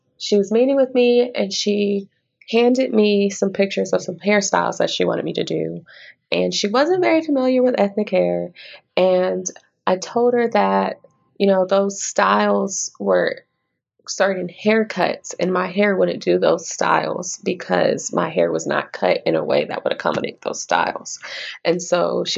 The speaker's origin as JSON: {"language": "English", "town": "Little Rock", "region": "Arkansas", "country": "United States", "tie": "born or raised there", "also_born_or_lived": "Okinawa, Japan", "moved": "yes", "lives_now": "Kansas City, United States", "said": "I was born in Okinawa, Japan, but I grew up primarily in Little Rock, Arkansas, and I currently live in Kansas City, Missouri."}